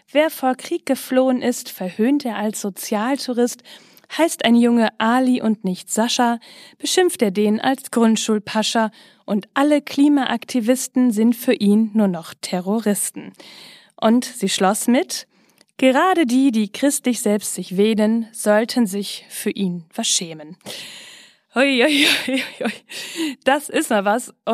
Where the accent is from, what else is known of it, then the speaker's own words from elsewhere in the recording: North Rhine-Westphalia, Germany; Ich komme ja aus Ostwestfalen-Lippe, aber nicht so weit weg von mir wird ja ganz schön viel Karneval gefeiert.